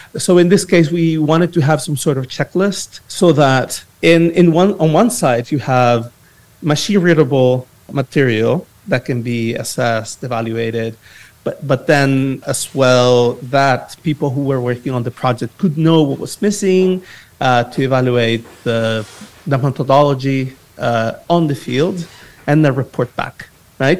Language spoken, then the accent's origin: English; El Salvador; I am from El Salvador, but I, I work with you know different initiatives in different parts